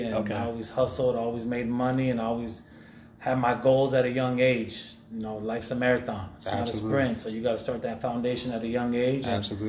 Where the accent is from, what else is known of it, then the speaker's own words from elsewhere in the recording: Chandler, Arizona, United States; also born or lived in Detroit, Michigan; I was born in Detroit, Michigan. Detroit? The D. Yeah. Raised out here in Chandler, Arizona, so from the Motown to the C-Town